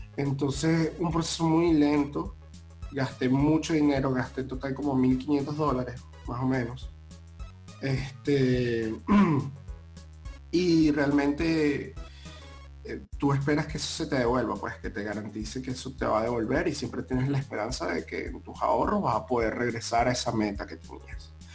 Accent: Venezuela; moved away as an adult; now in Panama; ambos somos venezolanos

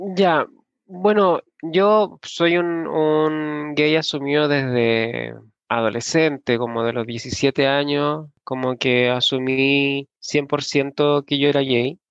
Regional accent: La Florida, Santiago Metropolitan Region, Chile; soy de la Florida, vivo aquí hace muchos años, desde los nueve años aproximadamente. Nací en Santiago Centro

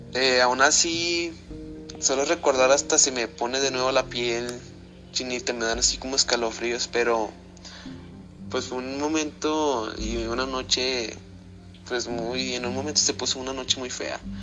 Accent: Zacatecas, Mexico; soy de aquí de Zacatecas

